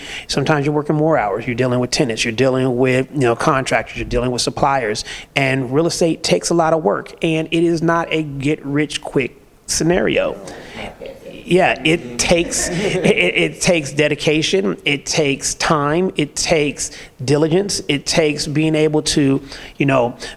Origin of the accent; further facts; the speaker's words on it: California, United States; now in Atlanta, United States; I'm from California, so we're used to the fast pace